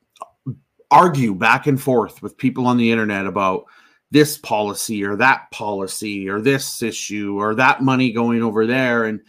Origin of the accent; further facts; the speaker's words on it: Canada; I'm a Canadian